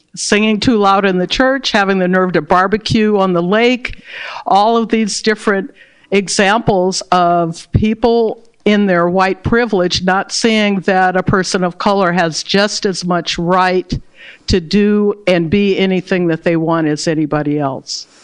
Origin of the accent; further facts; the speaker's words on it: Berkeley, California, United States; I was born and raised in Berkeley, California